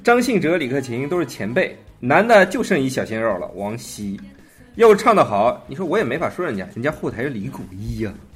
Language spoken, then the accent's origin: Chinese; China; 我们中国人